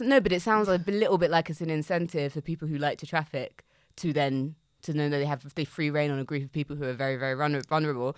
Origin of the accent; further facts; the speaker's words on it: United Kingdom; we as, as British citizens